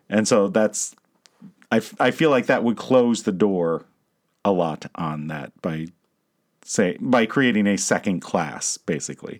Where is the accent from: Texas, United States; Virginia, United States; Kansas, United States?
Virginia, United States; also born or lived in Loudoun County, Virginia; now in Michigan, United States; I'm from Virginia